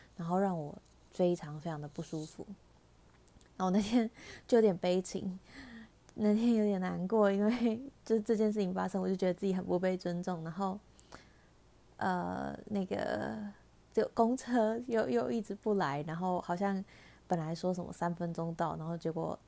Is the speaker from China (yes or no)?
no; Taiwan; 身在台湾可以有，嗯，在疫情之下还可以有正常生活